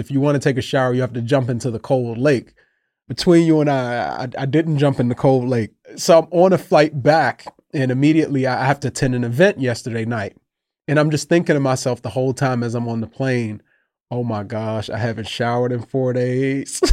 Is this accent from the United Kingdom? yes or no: no; United States; living in America, growing up in America